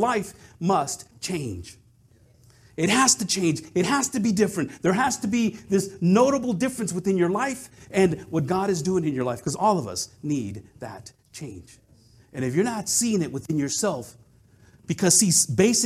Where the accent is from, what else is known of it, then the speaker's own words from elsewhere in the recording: Madera, California, United States; moved away as an adult; my hometown of Madera, which is up by Fresno